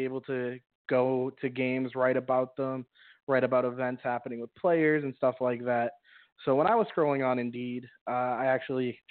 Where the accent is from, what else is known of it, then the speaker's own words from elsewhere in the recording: Boston, Massachusetts, United States; I'm from Boston, and I just homegrown